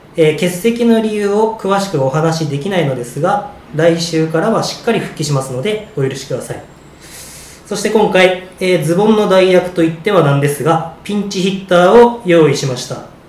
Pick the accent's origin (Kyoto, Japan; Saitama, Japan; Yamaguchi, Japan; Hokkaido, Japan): Hokkaido, Japan; どさんこ2人でやる